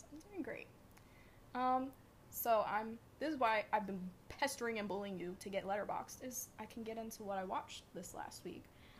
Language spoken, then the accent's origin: English; the South, United States; I am from the South, so.